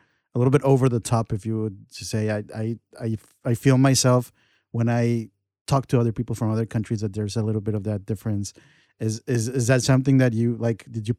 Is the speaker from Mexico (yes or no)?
yes; Mexico; but what I'm trying to get at is that I grew up in Mexico, and we're very emotional.